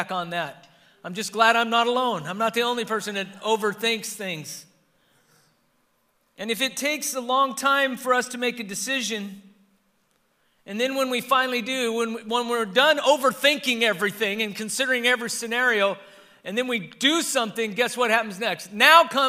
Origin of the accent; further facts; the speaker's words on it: Southern California, United States; I learned when I lived in Northern California, they can tell that I'm from Southern Cal because of how I mentioned the freeways